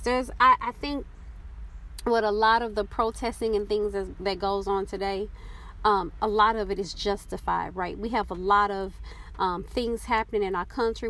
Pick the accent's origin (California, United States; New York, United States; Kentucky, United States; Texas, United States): Texas, United States; moved away; also born or lived in Oklahoma; growing up in Texas and the time that I lived in Oklahoma